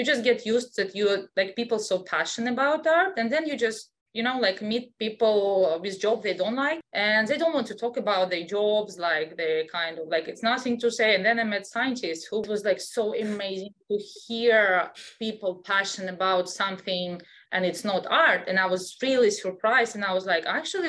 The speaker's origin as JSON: {"language": "English", "country": "Russia", "tie": "born or raised there", "also_born_or_lived": "Europe", "second_language": "English", "moved": "as an adult", "said": "I was born in Russia, so I still have an accent"}